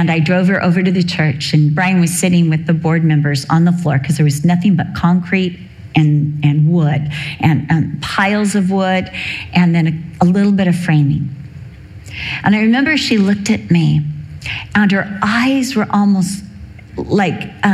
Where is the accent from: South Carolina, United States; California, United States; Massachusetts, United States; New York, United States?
California, United States; Newport Beach; I was raised in Newport Beach. I went to Newport Heights Elementary with all the rich kids